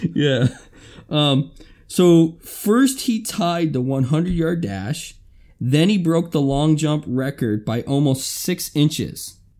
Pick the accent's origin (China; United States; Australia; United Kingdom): United States; Alabama; I'm from Alabama